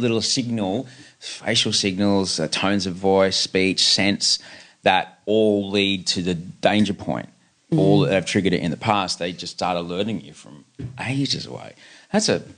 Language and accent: English; Brisbane, Queensland, Australia; as a kid growing up in Brisbane